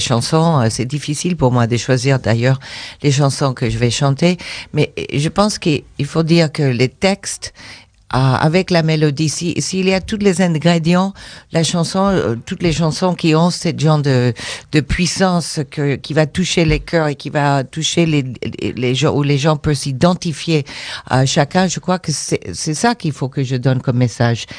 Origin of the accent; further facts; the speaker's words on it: United States; moved away; also born or lived in Mexico; je suis américaine